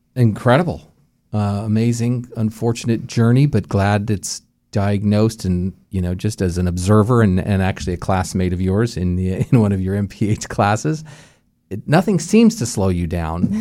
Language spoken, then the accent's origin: English; Albuquerque, New Mexico, United States; moved away; I'm from Albuquerque, New Mexico, where the University of New Mexico is